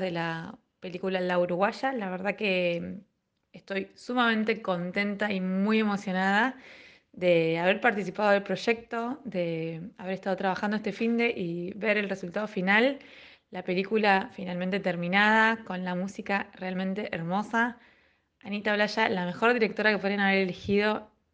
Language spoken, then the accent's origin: Spanish; Mar del Plata, Buenos Aires Province, Argentina; soy de Mar del Plata.